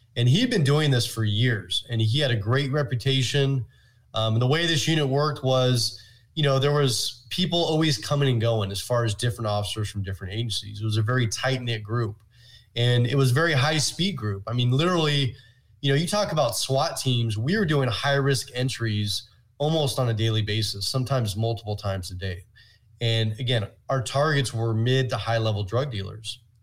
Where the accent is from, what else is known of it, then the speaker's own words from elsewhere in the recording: Oakland, California, United States; I'm actually originally from the San Francisco Bay Area, was born in Oakland